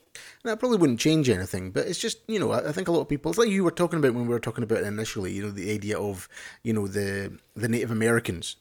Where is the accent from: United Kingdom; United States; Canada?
United Kingdom; Scotland; I'm Scottish or British or whatever you wanna say